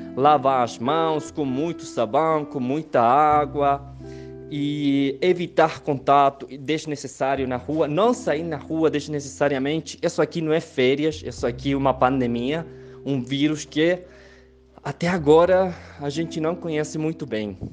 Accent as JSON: {"language": "Portuguese", "country": "Chile", "also_born_or_lived": "Santiago, Chile", "second_language": "Portuguese", "said": "eu sou chileno, moro em Santiago do Chile"}